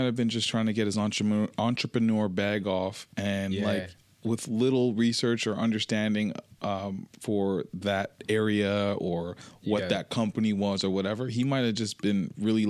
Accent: Toronto, Ontario, Canada; I'm from Toronto

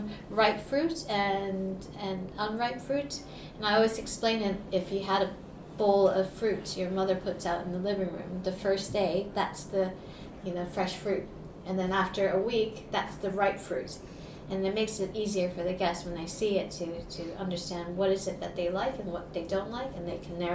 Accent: Saudi Arabia; I grew up in Saudi Arabia where alcohol is illegal, and my father used to make wine in our bathroom.

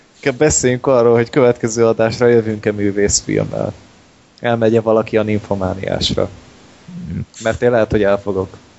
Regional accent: Hungary; magyarok vagyunk

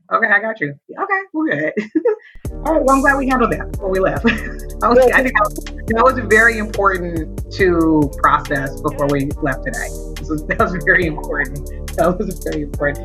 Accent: Oakland, California, United States; I'm from Oakland, which is a part of the Bay Area, California

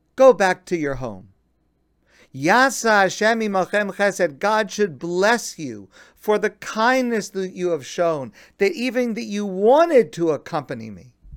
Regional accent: United States; I am an American, and I love my country, the United States

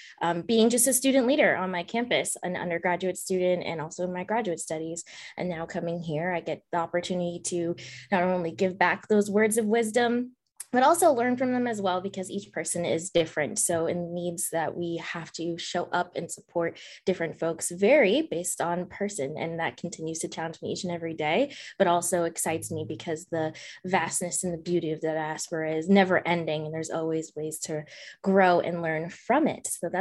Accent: Boston, Massachusetts, United States; now in New Haven, United States; I'm actually not from here either. I'm from Boston

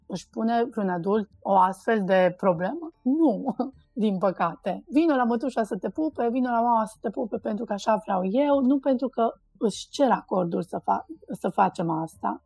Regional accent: Cluj-Napoca, Cluj County, Romania; poate în Cluj-Napoca, de unde sunt eu, unde noi suntem așa, un pic mai uh, lenți și ardeleni

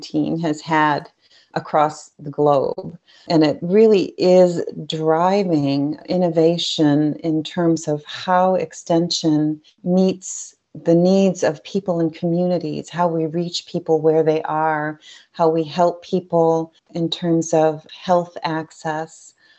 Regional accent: Dunkirk, New York, United States; I grew up in Chautauqua County in Dunkirk, New York, right on Lake Erie.

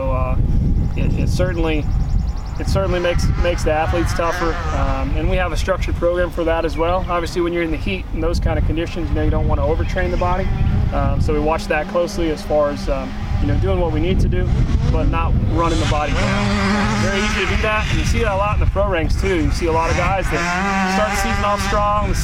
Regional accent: Indiana, United States; moved away; also born or lived in Minnesota; I grew up in Indiana, which gets winter, it gets cold

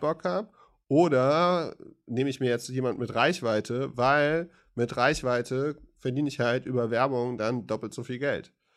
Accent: West Germany, Germany; ich bin Wessi

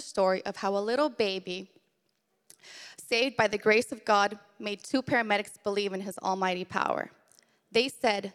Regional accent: Arlington, Virginia, United States; I was born in Arlington, Virginia in 1990.

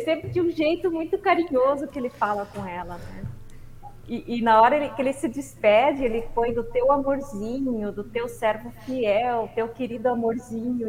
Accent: Santa Rosa, Rio Grande do Sul, Brazil; now in Candelária, Brazil; eu nasci em Santa Rosa, no Rio Grande do Sul

